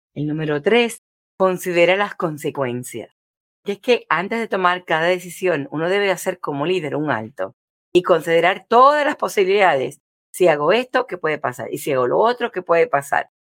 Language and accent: Spanish; Puerto Rico; moved away; en mi país cuando vivía en Puerto Rico